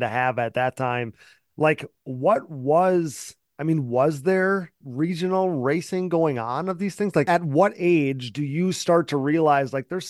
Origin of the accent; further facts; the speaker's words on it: Wisconsin, United States; I'm from Wisconsin